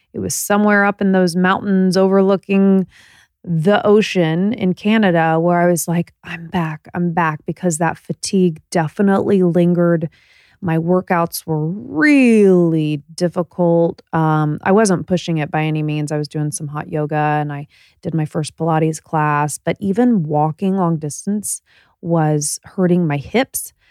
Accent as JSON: {"language": "English", "region": "Indiana", "country": "United States", "said": "We're both from Indiana"}